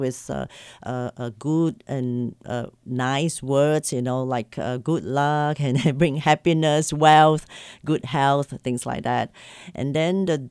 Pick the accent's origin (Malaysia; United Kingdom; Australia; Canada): Malaysia; moved away as an adult; now in United States; I was born and bred in Malaysia. I lived there for 40 over years before moving to America 14 years ago.